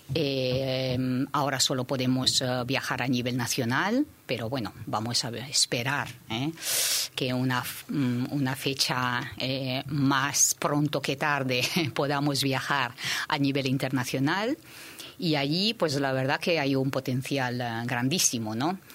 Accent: Shanghai, China; now in Spain; yo soy de Shanghái

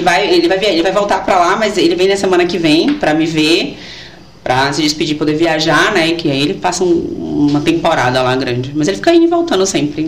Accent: João Pessoa, Paraíba, Brazil; also born or lived in Arcoverde, Pernambuco; now in Feira de Santana, Brazil; sou pernambucana, de Arco Verde. Hum. Interiorzão, mas eu morava em João Pessoa, na Paraíba, né? Nossa a, a, maior parte né, da minha adolescência foi toda em João Pessoa.

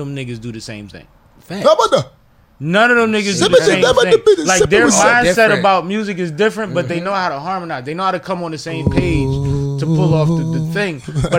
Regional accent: Philadelphia, Pennsylvania, United States; I'm from Uptown.

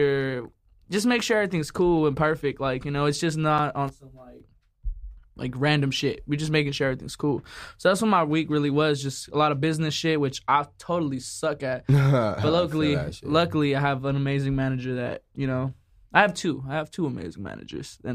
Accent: Phoenix, Arizona, United States; moved away as an adult; also born or lived in San Jose, California; now in Los Angeles, United States; I moved out here when I was in like second grade

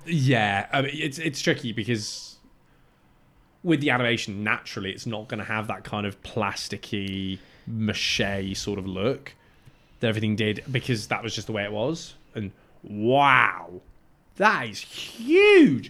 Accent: Cyprus; moved away; where I grew up in Cyprus

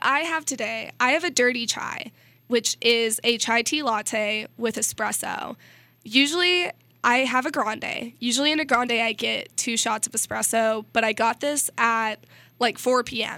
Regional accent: Missouri, United States; I'm from Missouri

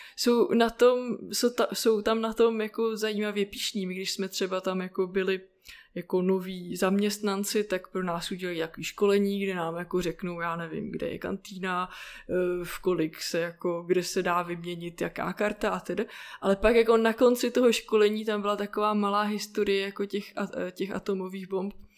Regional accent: Plzeň, Plzeň Region, Czechia; jsem se narodila v Plzni

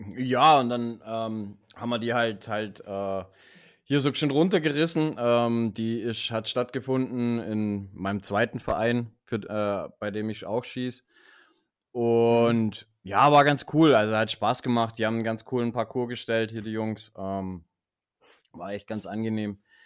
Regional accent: Baden-Württemberg, Germany; bei uns in Baden-Württemberg

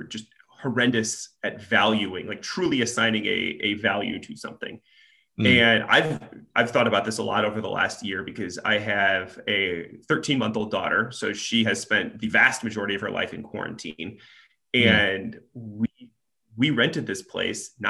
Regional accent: Nebraska, United States; now in Chicago, United States; I'm originally from Nebraska

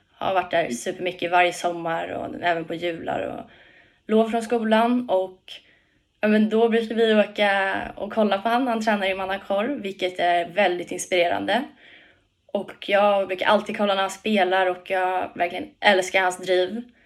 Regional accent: Tyresö, Stockholm County, Sweden; Hemma i Tyresö, Tyresö FF.

